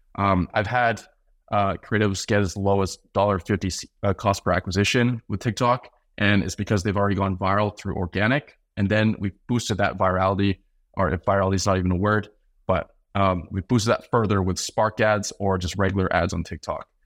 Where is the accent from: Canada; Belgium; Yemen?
Canada; also born or lived in North Carolina; As a Canadian